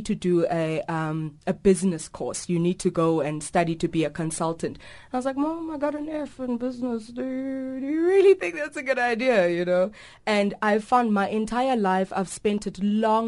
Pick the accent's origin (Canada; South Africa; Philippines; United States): South Africa; I am South African